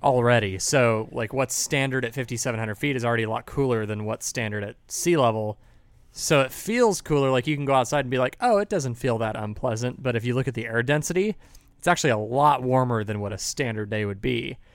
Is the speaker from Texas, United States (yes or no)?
yes; San Marcos, Texas, United States; I came from San Marcos, Texas.